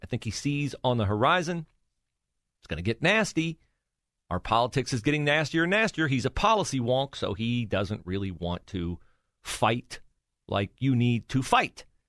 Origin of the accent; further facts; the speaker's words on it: West Liberty, Ohio, United States; my hometown, West Liberty, Ohio